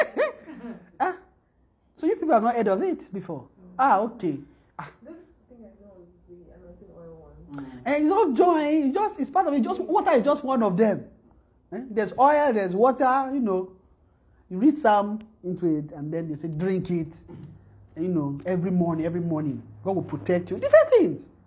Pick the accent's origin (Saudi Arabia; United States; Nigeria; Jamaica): Nigeria; moved away; when we are coming from Nigeria